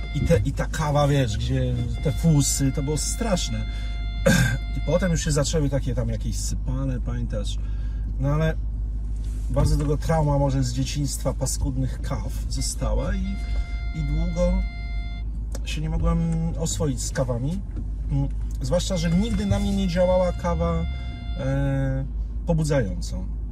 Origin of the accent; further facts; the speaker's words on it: Warsaw, Masovian Voivodeship, Poland; ja jestem od urodzenia z Saskiej Kępy